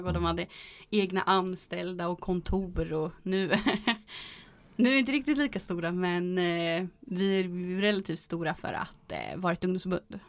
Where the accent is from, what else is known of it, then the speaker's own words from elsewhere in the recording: Boxholm, Östergötland, Sweden; jag kommer ju från Boxholm och där är det ju väldigt socialdemokratiskt